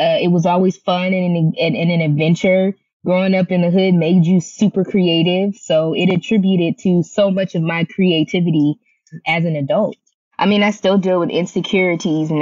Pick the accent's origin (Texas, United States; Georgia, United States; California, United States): California, United States; Compton; I'm from Compton, California. And I always do say, you know, Compton made me